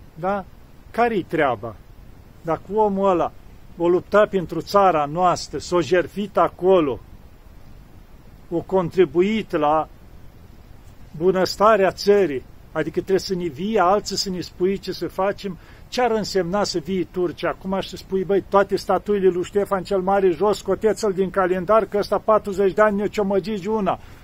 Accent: Romania; sunt român

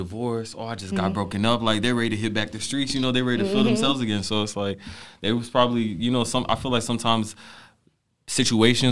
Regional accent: Alpharetta, Georgia, United States; I'm from Alpharetta, Georgia. I was born in Georgia, grew up in North Atlanta.

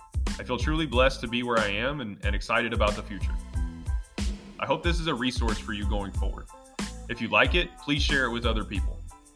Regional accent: Atlanta, Georgia, United States; I was a multi-sport athlete growing up in the Atlanta area.

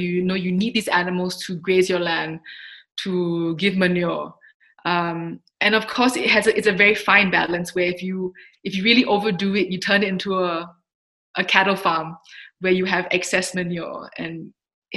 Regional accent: Singapore; moved away; I'm Singaporean.

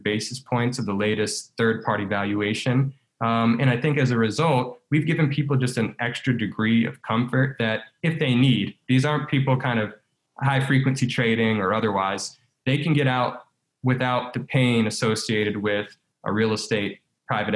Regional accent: Baton Rouge, Louisiana, United States; my hometown of Baton Rouge

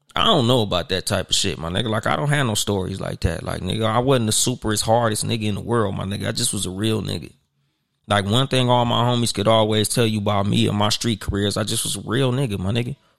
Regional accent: Compton, California, United States; also born or lived in Inland Empire, California; I claim Compton because I was born in Compton, and no matter where I go in the world, that's where I'm always gonna go back to.

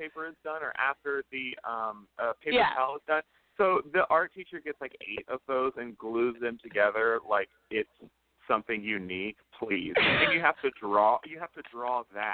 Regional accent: Houston, Texas, United States; moved away as an adult; now in New York City, United States; I'm from Houston

